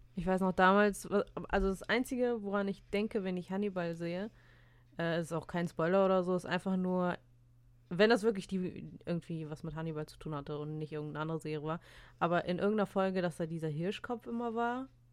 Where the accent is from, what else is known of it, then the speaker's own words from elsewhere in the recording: Russia; ich habe eine sehr ähm, laute Stimme als Russin